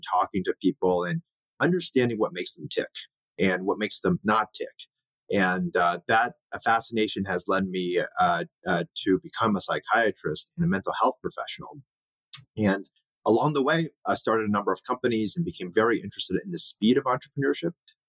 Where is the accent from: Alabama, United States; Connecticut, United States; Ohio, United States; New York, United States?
Ohio, United States; as a Chinese American, my parents immigrated here. My brother and I were the only two Asian kids in our entire high school.